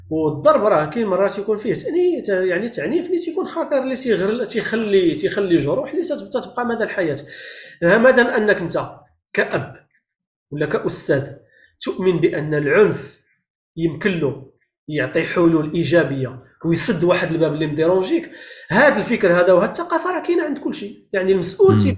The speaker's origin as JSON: {"language": "Arabic", "country": "Morocco", "moved": "yes", "lives_now": "Canada", "said": "انا خرجت من المغرب في 2005 2006 ضربت واحد الوقت في ميريكان طلعت لكندا"}